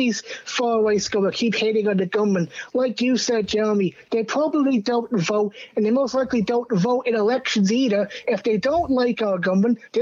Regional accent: Ireland; I was born in Ireland

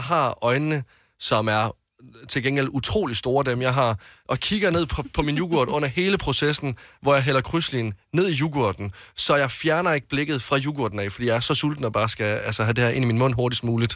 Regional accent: Varde, Southern Denmark, Denmark; moved away; da jeg gik øh, på handelsskolen hjemme i Varde

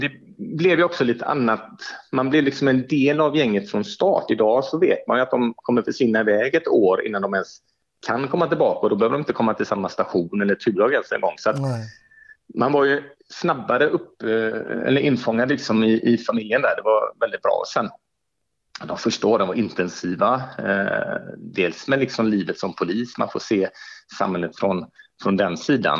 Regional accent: Gothenburg, Västra Götaland, Sweden; also born or lived in Umeå; jag är född och uppväxt och boendes på Hisingen

